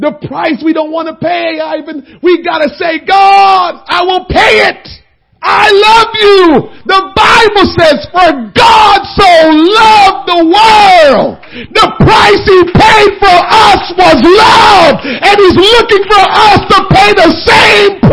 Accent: Jamaica; moved away; also born or lived in Princeton, New Jersey / Trenton, New Jersey; I'm Jamaican

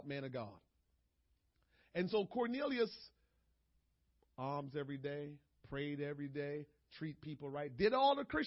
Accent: Jamaica; moved away; back home in Jamaica

